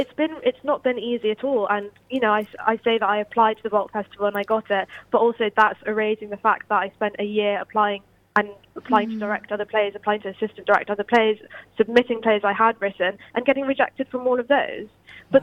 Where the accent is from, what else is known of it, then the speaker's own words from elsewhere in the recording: London, United Kingdom; moved away as an adult; now in Bristol, United Kingdom; growing up in London.